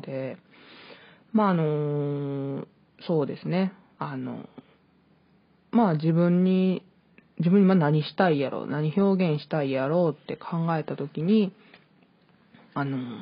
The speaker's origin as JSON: {"language": "Japanese", "region": "Hyogo", "country": "Japan", "tie": "born or raised there", "also_born_or_lived": "Hokkaido", "said": "北海道生まれ、 兵庫県育ちの23歳の"}